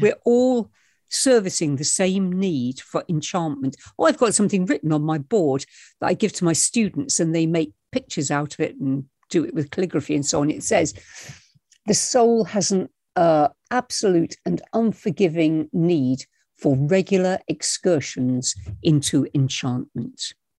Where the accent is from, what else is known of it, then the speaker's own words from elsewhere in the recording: England, United Kingdom; I was born in England and I'm, I'm living in England